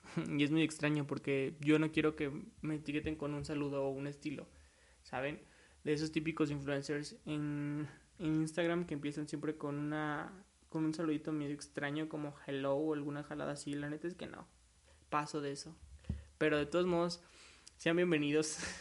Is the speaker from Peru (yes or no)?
no; Mexico; soy de México, orgullosamente mexicano.